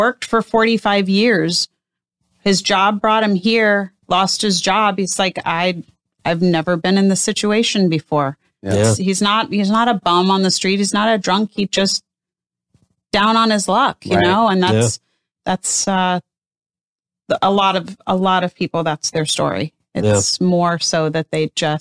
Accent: Miami, Florida, United States; moved away as an adult; I grew up in Miami.

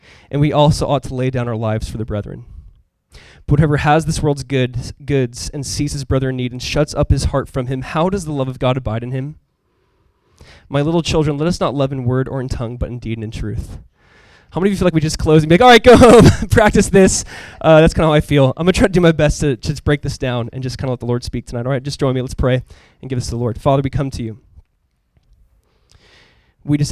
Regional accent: Orange County, Southern California, United States; I'm from Southern California, Orange County, California.

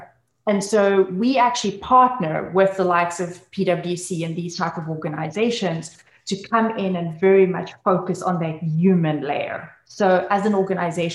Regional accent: South Africa; I come from South Africa

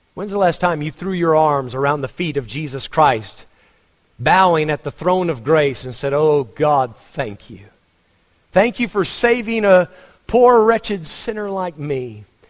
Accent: Texas, United States; moved away; I am a Texan. Proud of it.

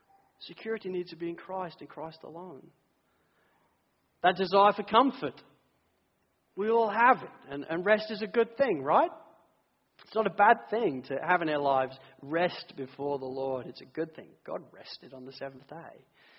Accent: England, United Kingdom; now in Sydney, Australia; I came from England. We were all in recession. I just sold my house in the UK last week.

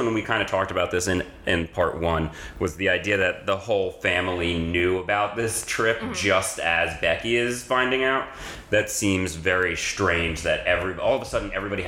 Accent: New Jersey, United States; I'm from Jersey

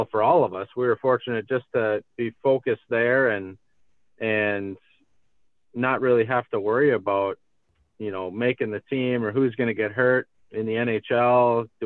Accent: Wisconsin, United States; it's my hometown

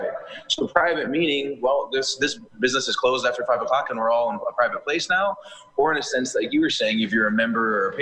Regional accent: Massachusetts, United States; moved away; growing up there

